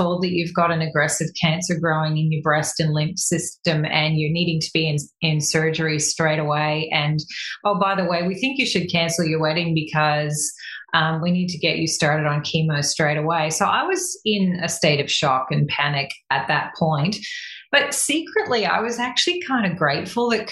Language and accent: English; Canada; now in Australia; I'm Canadian by birth. I've lived in Australia half my life, so I call myself a quasi Aussie